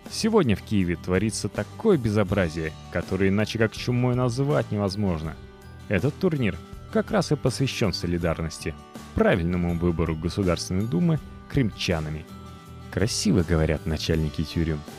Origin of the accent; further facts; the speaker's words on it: Russia; born there; Я родилась в России и живу здесь.